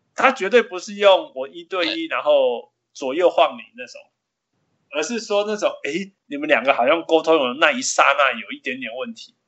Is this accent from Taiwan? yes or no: no; Canada; 他就是我们加拿大人